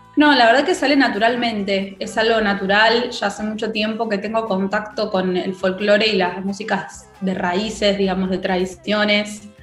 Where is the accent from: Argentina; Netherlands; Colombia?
Argentina; como argentinos que somos